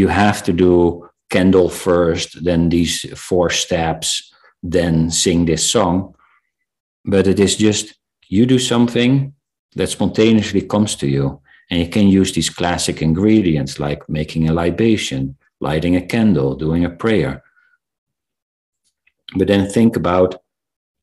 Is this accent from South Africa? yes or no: yes; South Africa; I was born in South Africa